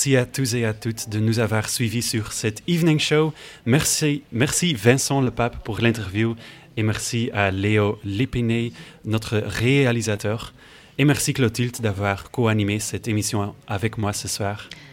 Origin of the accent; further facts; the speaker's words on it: Belgium; je viens de Belgique. Vous pouvez peut-être l'entendre à mon accent